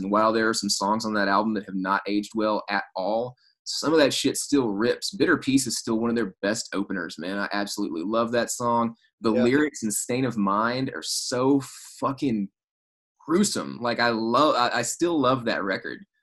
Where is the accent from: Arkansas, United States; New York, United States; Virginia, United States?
Arkansas, United States; South; in the town where I grew up in Arkansas